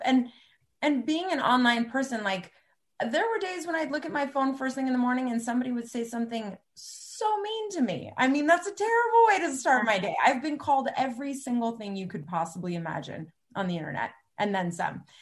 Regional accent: Cupertino, California, United States; I grew up in Cupertino

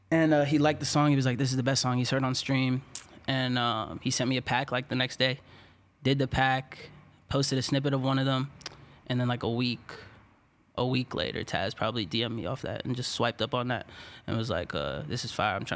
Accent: Washington, District of Columbia, United States; DC, Maryland.

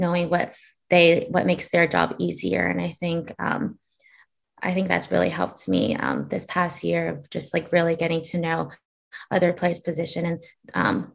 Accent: Hawaii, United States; I grew up in Hawaii

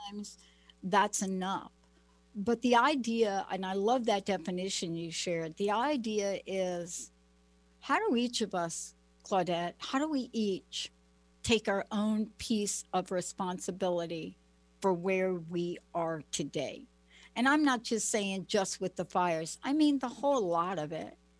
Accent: Plainfield, New Jersey, United States; now in Pacific Northwest, United States; I went to a school, Plainfield, New Jersey, the school where the riots happened

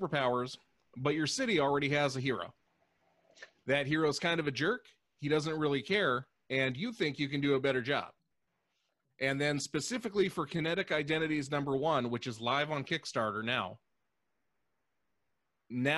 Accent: Seattle, Washington, United States; I'm from Seattle

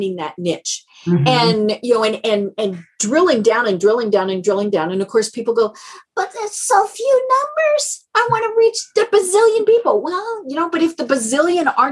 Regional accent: Colorado, United States; I'm from Colorado

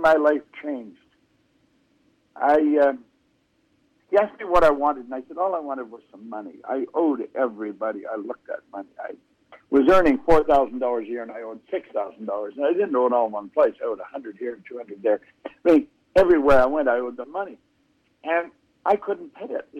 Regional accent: Toronto, Ontario, Canada; also born or lived in Owen Sound, Ontario; My mother moved us to Toronto during the Second World War. I was just a little guy. And we grew up in Toronto

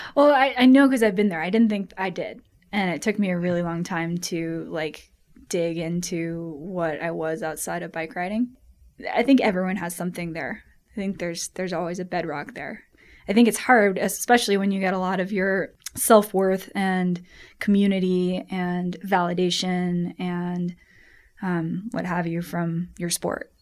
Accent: Colorado, United States; I was born here in Colorado, grew up doing a lot of skiing and mountain biking

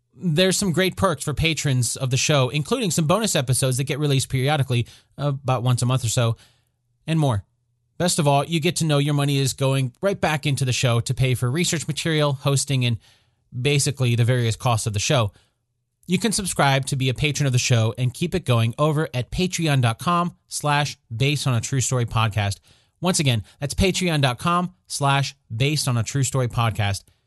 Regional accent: Oklahoma City, Oklahoma, United States; my hometown of Oklahoma City

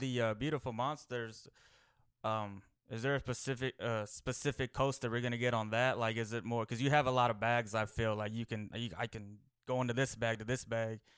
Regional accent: Texas, United States; I'm from Texas

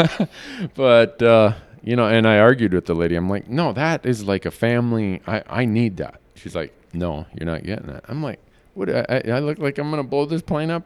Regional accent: Midwest, United States; I grew up in the Midwest

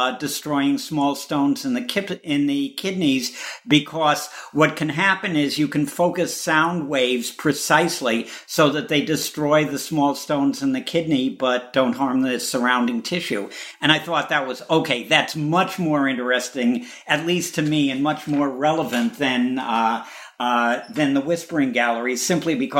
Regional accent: Chicago, Illinois, United States; I'm a Chicagoan

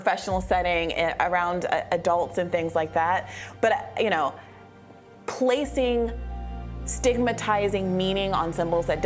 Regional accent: Kenya; moved away; I grew up in Kenya

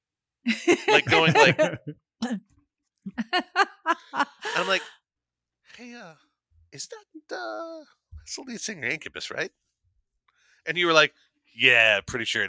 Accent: New York, United States; also born or lived in Long Island / New Hampshire / Chicago; now in Los Angeles, United States; I'm originally from New York, so my entire family is from, like, Queens

